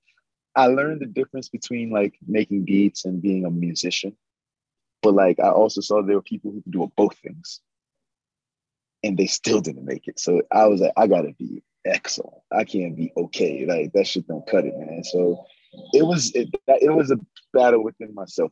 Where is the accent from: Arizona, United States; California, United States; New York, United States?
New York, United States; New York City; moved away as an adult; also born or lived in Maryland; now in Los Angeles, United States; I grew up in Crown Heights